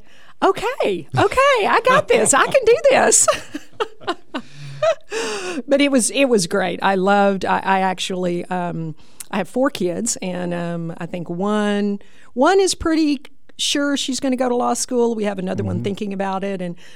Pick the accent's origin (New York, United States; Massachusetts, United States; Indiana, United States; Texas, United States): Texas, United States; Burkburnett; born or raised there; moved away as an adult; now in Oklahoma, United States